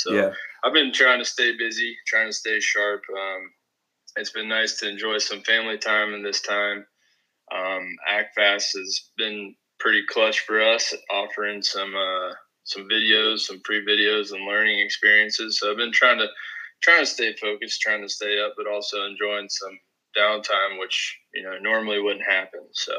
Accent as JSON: {"language": "English", "town": "Zanesville", "region": "Ohio", "country": "United States", "moved": "as an adult", "lives_now": "North Royalton, United States", "said": "I am a fourth-year student at Kent. I'm originally from Zanesville, Ohio"}